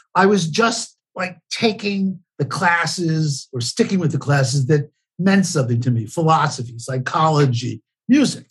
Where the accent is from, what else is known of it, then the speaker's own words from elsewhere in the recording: New York City, New York, United States; I was born and raised in the Bronx, New York